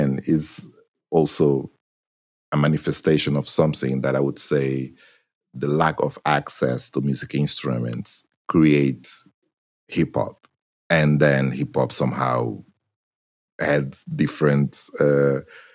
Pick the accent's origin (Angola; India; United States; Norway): Angola; Benguela; first language Portuguese; English is a second language; now in Portugal; I grew up in Angola